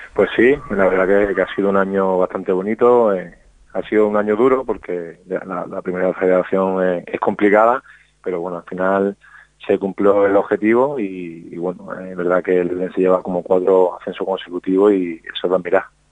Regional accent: Málaga, Andalusia, Spain; moved away; en mi tierra con mi familia

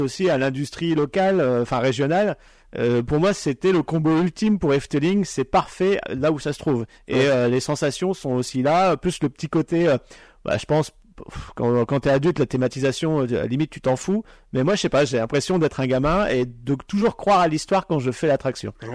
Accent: Pas-de-Calais, Hauts-de-France, France; moi qui suis originaire du Nord, enfin, je, suis, je viens du Pas-de-Calais à la base

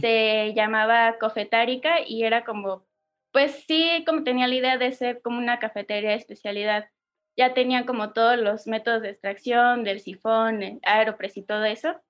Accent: Oaxaca, Mexico; also born or lived in Mexico City; soy de la ciudad de Oaxaca. Nací, crecí aquí

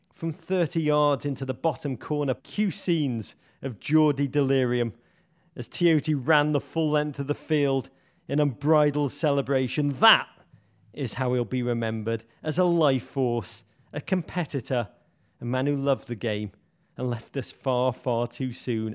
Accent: Liverpool, North West England, United Kingdom; my hometown, Liverpool

